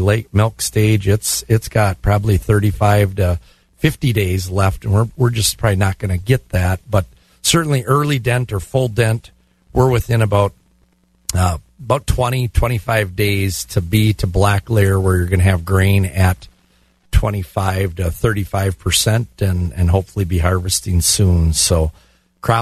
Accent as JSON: {"language": "English", "town": "Glenwood City", "region": "Wisconsin", "country": "United States", "tie": "born or raised there", "said": "Glenwood City, my hometown"}